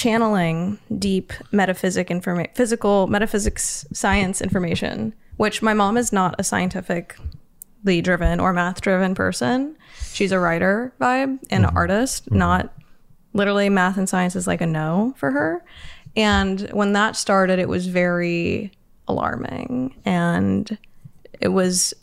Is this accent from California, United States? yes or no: yes; Los Angeles, California, United States; also born or lived in San Fernando Valley; I grew up in Hollywood